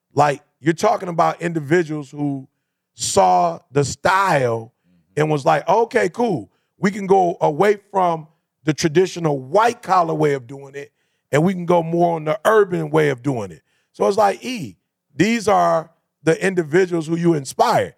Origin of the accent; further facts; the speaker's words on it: Detroit, Michigan, United States; I come from Detroit